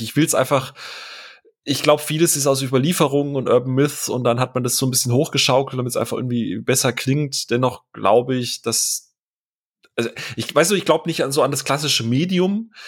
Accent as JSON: {"language": "German", "town": "Rheinstetten", "region": "Baden-Württemberg", "country": "Germany", "tie": "born or raised there", "also_born_or_lived": "Bavaria", "moved": "yes", "said": "da wachse ich in, in Rheinstetten Mörsch auf"}